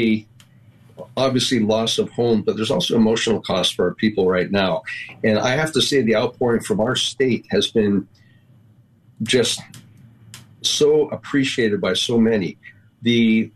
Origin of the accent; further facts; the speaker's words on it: Big Island of Hawaii, United States; I'm from the Big Island of Hawaii, which is a different county, and I came up from county to the Senate.